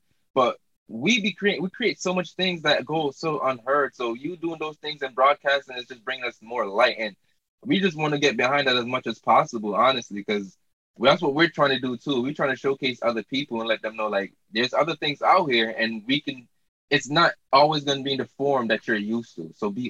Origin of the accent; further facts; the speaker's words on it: Jamaica; moved away; And plus, when I came up here from Jamaica, I got subjugated to a lot of shots already.